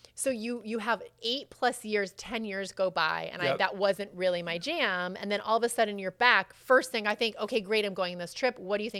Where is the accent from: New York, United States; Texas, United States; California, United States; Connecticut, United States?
Connecticut, United States; I'm from Connecticut